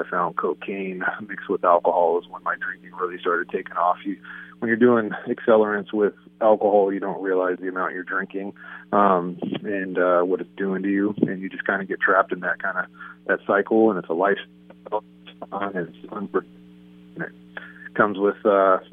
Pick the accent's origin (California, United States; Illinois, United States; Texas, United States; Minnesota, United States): California, United States; San Diego; San Diego. Grew up by the stadium, up in a little part of San Diego called Sierra Mesa.